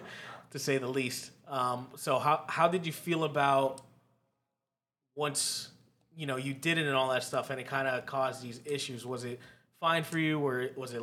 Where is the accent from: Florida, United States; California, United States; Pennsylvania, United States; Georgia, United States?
Florida, United States; Cape Coral; also born or lived in Miami; So, like, in Cape, all my life, you know, I came from Miami as well and all that stuff, and seeing graffiti was a regular thing.